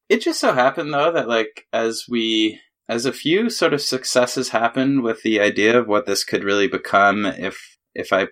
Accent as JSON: {"language": "English", "country": "Canada", "lives_now": "New York, United States", "said": "I moved to New York from Canada to to do that, and that was my first gig."}